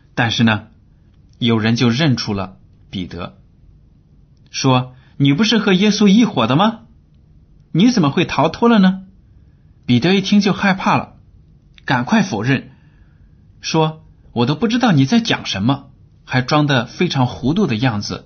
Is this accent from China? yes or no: yes; China; 我们汉语里啊有很多的俗语，都表明了我们中国人在整体上习惯于随大流。